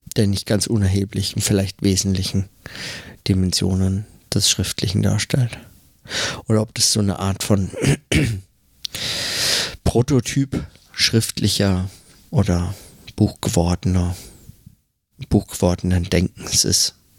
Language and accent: German; Germany; now in New York, United States; bei uns in Deutschland